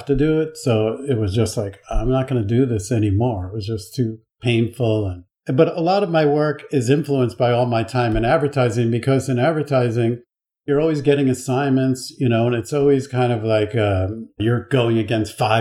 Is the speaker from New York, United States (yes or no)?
yes; Long Island, New York, United States; also born or lived in Buffalo; now in New York City, United States; I grew up on Long Island, which is kind of similar